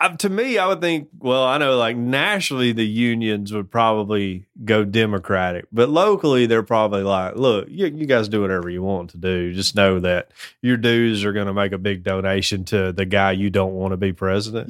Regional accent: Fayetteville, United States; moved away; I grew up in Fayetteville

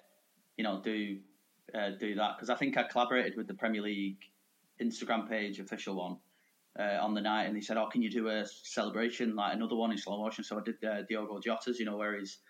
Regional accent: Manchester, North West England, United Kingdom; I grew up in Cheetah Mill, Manchester.

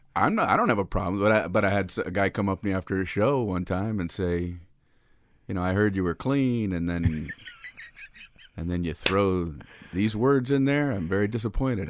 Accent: Miami, Florida, United States; I grew up in Miami, Florida

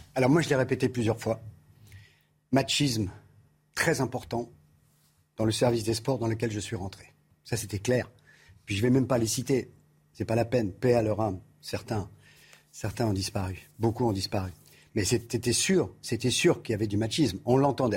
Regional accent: Paris, Île-de-France, France; now in Nice, France; je suis né à Belleville. Oui. Je suis né passage Julien Lacroix à Belleville.

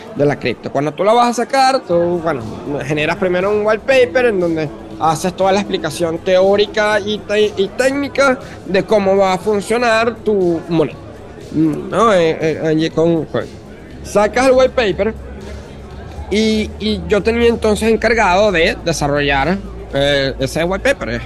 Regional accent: Venezuela; como venezolano, como una persona que, he que ha amado a, mi país desde, joven

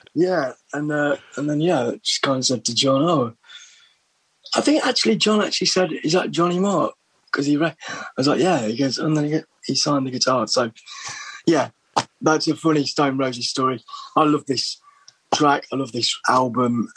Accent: Little Eaton, East Midlands, United Kingdom; moved away as an adult; also born or lived in Berlin, Germany / London; village in Derbyshire, Little Eaton

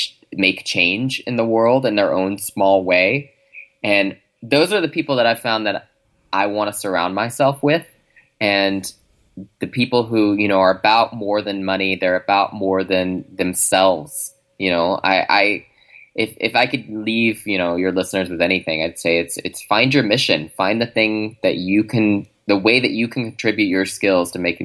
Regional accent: Chicago, Illinois, United States; I mean, I'm from Chicago. So … obviously is near and dear to my heart.

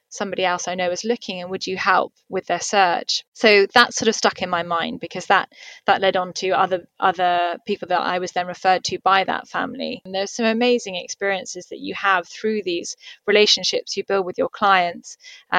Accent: Somerset, South West England, United Kingdom; moved away as an adult; also born or lived in London / Dubai; now in Singapore; I'm from the countryside. I'm originally from Somerset, so I'm used to green open fields and space.

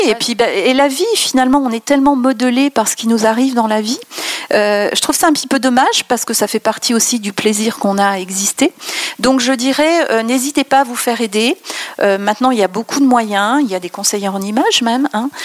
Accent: France; je suis pas parisienne, hein, comme tu le sais, mais euh, j'ai voyagé à l'étranger et quand on dit qu'on est française

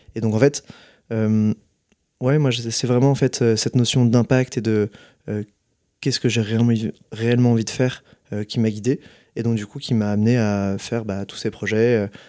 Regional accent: Nantes, Pays de la Loire, France; moved away as an adult; ma mère qui a installé des ruches quand j'avais entre 12-10 ans chez nous à Nantes

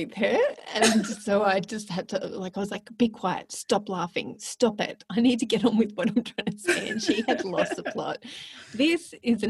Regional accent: Melbourne, Victoria, Australia; moved away; I love my hometown

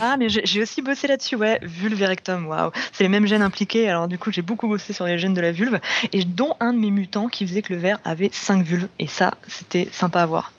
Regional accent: France; chez nous en France

